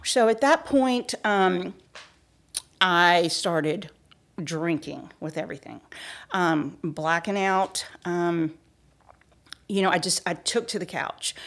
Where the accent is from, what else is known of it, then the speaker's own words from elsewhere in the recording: Peachtree City, Georgia, United States; I was born and raised in Peachtree City, Georgia.